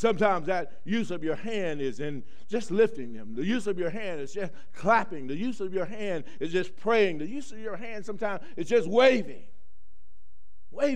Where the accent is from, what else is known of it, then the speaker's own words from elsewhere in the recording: the South, United States; moved away; I grew up in the South